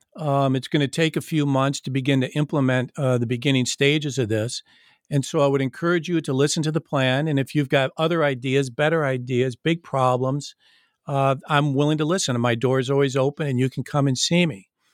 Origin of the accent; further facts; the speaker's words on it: Michigan, United States; I grew up in Michigan, as I mentioned, and I grew up playing hockey